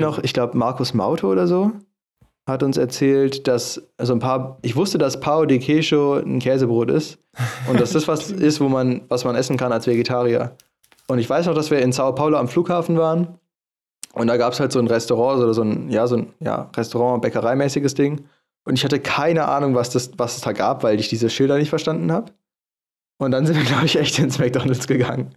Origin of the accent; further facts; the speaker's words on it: Germany; wir als Deutsche